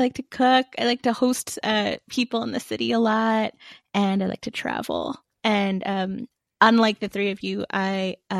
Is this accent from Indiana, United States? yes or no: no; Danbury, Connecticut, United States; moved away; also born or lived in Bronx, New York / Italy / Malaysia; I'm originally from Danbury, Connecticut. And I am Catholic. I was raised Catholic